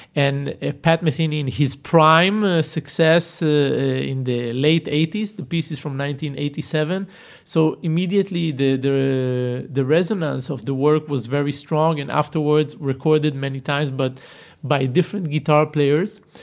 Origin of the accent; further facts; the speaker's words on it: Tel Aviv area, Tel Aviv District, Israel; born in Tel Aviv and grew up in uh, what we call these satellite sleeping towns around it